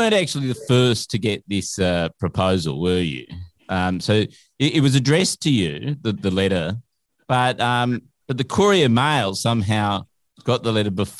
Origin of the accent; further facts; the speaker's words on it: New South Wales, Australia; We're from New South Wales, right?